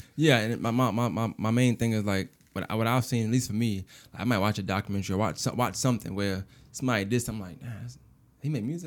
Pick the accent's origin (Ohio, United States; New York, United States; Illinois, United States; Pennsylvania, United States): New York, United States; New York City; I'm from New York. You know, I'm from Brooklyn.